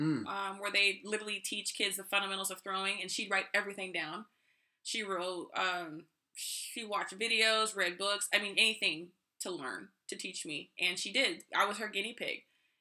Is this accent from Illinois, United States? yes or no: no; Riverside, California, United States; I was born and raised in Riverside, California.